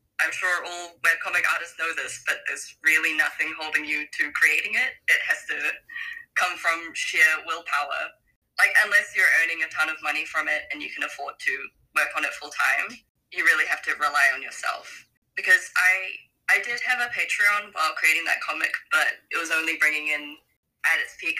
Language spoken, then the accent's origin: English; New Zealand; I'm from New Zealand